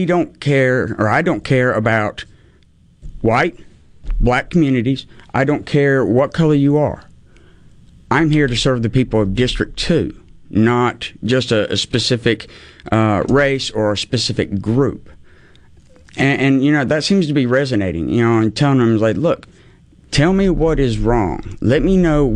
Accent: North Carolina, United States; moved away as an adult; also born or lived in Norfolk, Virginia; now in Mississippi, United States; I actually grew up in North Carolina, a little small town

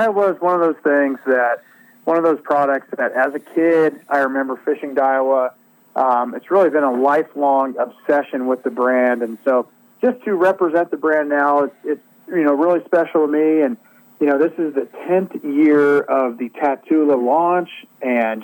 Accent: Northern California, United States; I grew up in Northern California

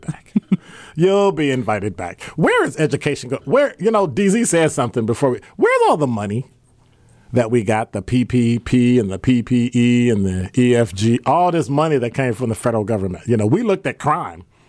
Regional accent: Chicago, Illinois, United States; now in Milwaukee, United States; I'm from Chicago

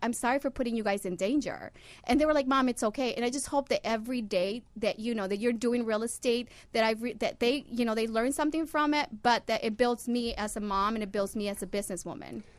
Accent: Honduras; I'm from Honduras

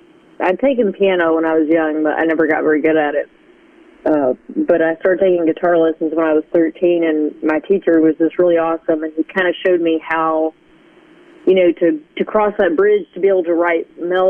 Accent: Conway, United States; my dad's family lived in Conway for several generations already. And I really loved it because it was, it's really changed since I moved away

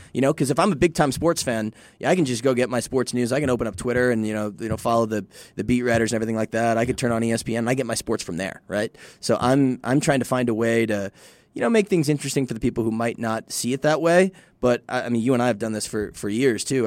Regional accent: Midwest, United States; now in El Paso, United States; I'm from the Midwest, and I'm a white dude

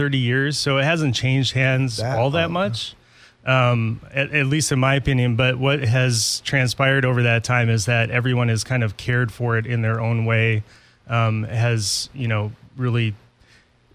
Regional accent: Owatonna, Minnesota, United States; moved away; We grew up in Owatonna.

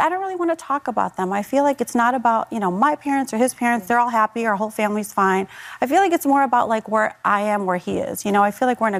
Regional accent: Chicago, Illinois, United States; We both kind of grew up from, you know, we're both from Chicago

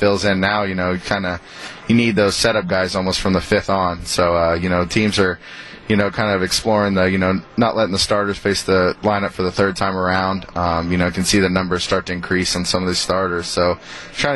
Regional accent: Texas, United States; moved away as an adult; I'm from Texas

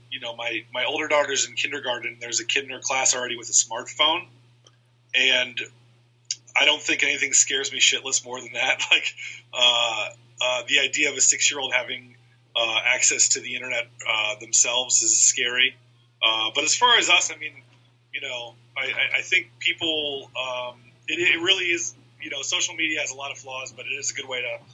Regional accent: Iowa, United States; moved away; also born or lived in Chicago; my high school friends, who I grew up with in Iowa

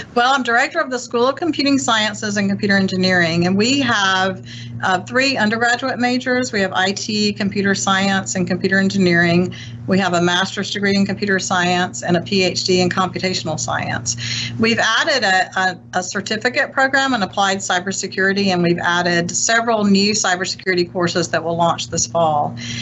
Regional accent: Lowndes County, Mississippi, United States; moved away as an adult; I'm a native um, of, of Lowndes County, Mississippi, and actually a fifth generation native of Lowndes County

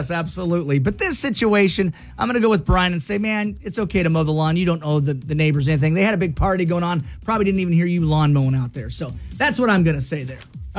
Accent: United States; growing up on the Grand Ronde River

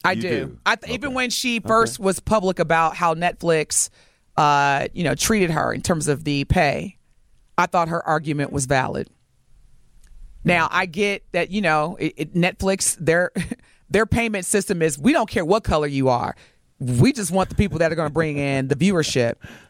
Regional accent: Midwest, United States; The Midwest, we never get the love that we deserve.

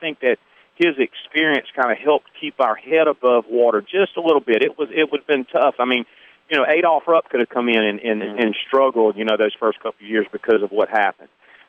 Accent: Hattiesburg, Mississippi, United States; also born or lived in Picayune, Mississippi; growing up in Hattiesburg I think I grew up, and I mean this in all sincerity, it really one of the greatest times.

